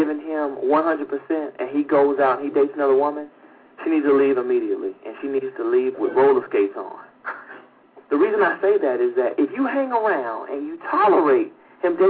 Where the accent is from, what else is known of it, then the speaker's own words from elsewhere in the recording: Atlanta, Georgia, United States; that's my hometown, Atlanta, Georgia